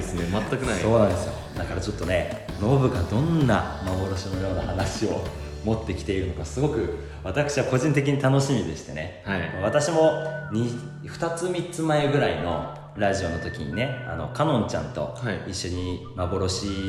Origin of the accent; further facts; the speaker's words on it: Aichi, Japan; now in Tokyo, Japan; 私が実家愛知県のお家でおばあちゃんと2人で